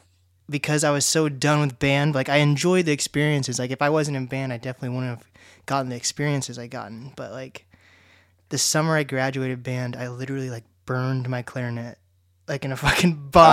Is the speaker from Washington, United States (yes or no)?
yes; Mercer Island, Washington, United States; I grew up on Mercer Island